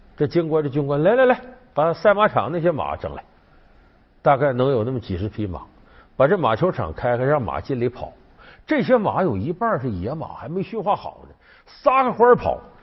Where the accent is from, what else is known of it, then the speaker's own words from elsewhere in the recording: Heilongjiang, China; 我是黑龙江人呢，很早我就去过依兰